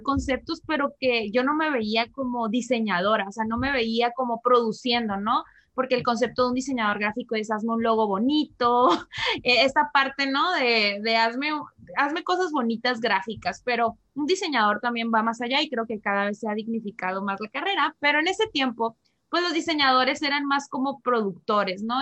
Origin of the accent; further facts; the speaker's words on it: Tijuana, Baja California, Mexico; yo soy de Tijuana